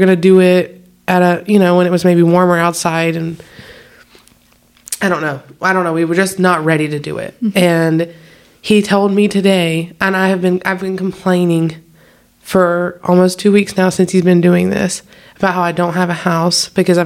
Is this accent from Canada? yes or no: no; the South, United States; I'm from the south